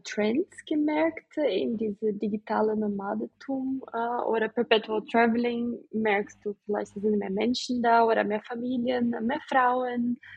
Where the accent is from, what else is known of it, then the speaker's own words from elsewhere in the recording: Brazil; German is a second language; moved away; ich komme aus Brasilien, ich bin auch ähm, anders aufgewachsen.